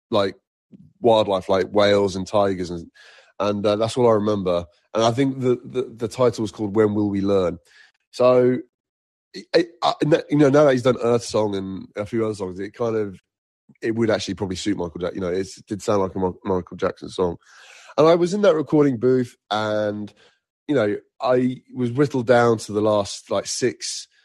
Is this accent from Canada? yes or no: no; Egypt; also born or lived in Nigeria; I used to live uh, in Africa at one point. I, I grew up in Egypt and Nigeria, and music was not heavily featured until I was probably about eight